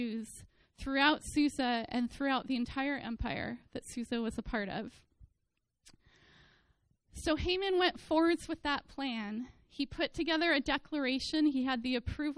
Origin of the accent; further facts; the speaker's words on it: the Bay Area, California, United States; I was an Oakland A's fan growing up in the Bay Area